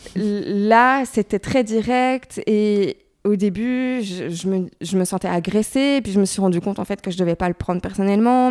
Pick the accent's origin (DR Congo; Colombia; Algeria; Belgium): Belgium; Brussels, Brussels-Capital Region; also born or lived in Paris; je viens de Bruxelles